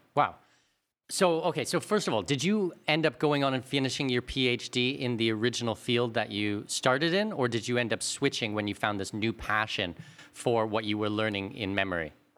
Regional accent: Canada; we're both Canadian.

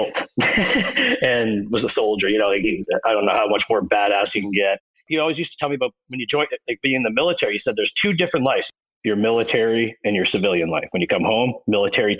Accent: Fredericton, New Brunswick, Canada; I was born and raised in Fredericton, New Brunswick

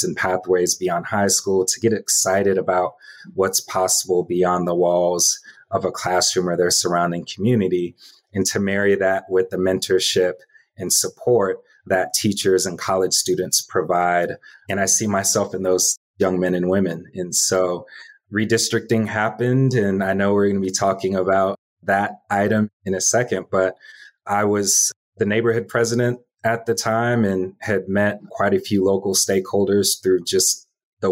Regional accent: DeKalb County, Georgia, United States; also born or lived in Southeast Atlanta; I grew up in DeKalb County, about 30 minutes east of here

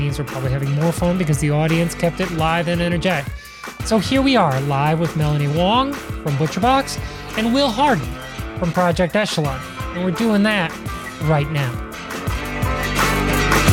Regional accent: Chicago, Illinois, United States; I'm from Chicago

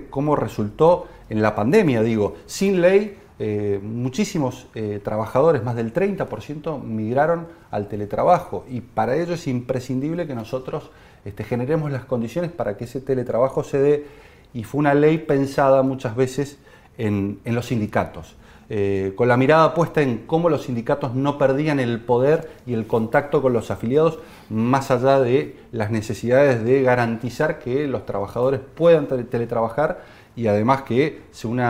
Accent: Mendoza, Argentina; Bien, se ha dicho aquí que la República Argentina es el quinto exportador de vinos y el primer exportador de mostos y que mi provincia, Mendoza, represent

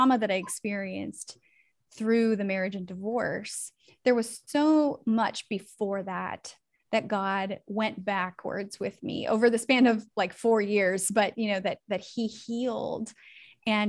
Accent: Northern California, United States; now in Tennessee, United States; I am from Northern California and I now have made my way out to Tennessee.

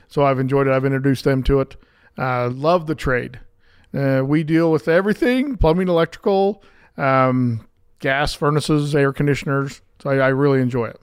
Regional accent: Pleasant Grove, Utah, United States; I grew up right here in Pleasant Grove

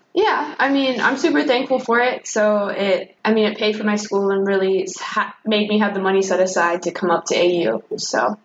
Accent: Jamestown, North Carolina, United States; moved away as an adult; I grew up in North Carolina in a suburb of Greensboro

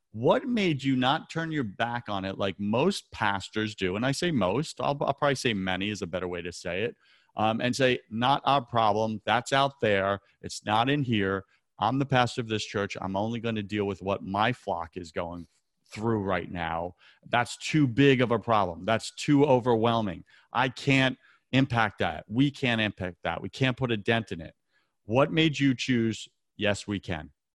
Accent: New York City, New York, United States; New York City. That's my hometown

